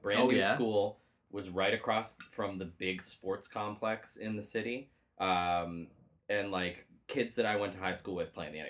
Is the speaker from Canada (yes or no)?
yes; Belleville, Ontario, Canada; also born or lived in Brampton; I grew up in Brampton until I was 10. And then my family all moved back to Belleville where they're from.